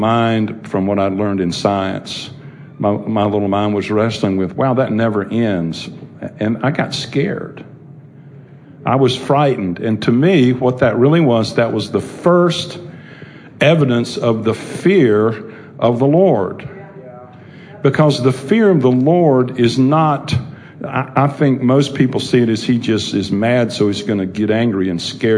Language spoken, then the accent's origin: English; Charlotte, North Carolina, United States; I grew up over on Park Road here in Charlotte